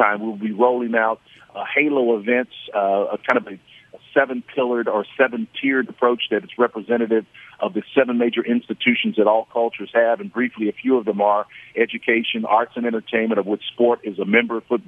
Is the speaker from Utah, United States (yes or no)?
no; Oklahoma, United States